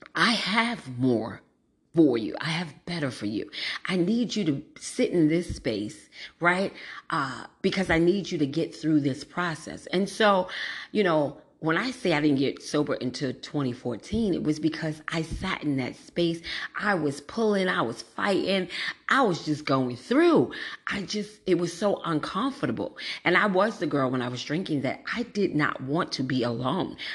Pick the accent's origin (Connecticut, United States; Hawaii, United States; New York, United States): New York, United States; New York City; moved away as an adult; also born or lived in East Orange, New Jersey; I grew up in Brooklyn